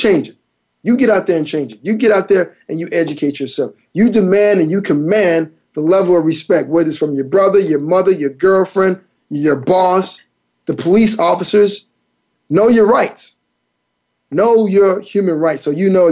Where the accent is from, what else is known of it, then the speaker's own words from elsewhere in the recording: Miami, Florida, United States; Growing up in Miami as a kid, as a young teen